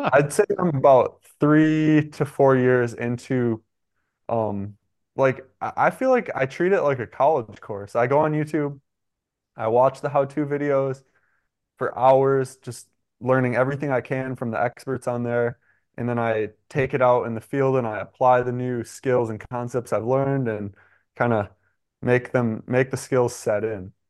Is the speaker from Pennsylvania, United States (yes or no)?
no; Michigan, United States; moved away as an adult; I'm from Michigan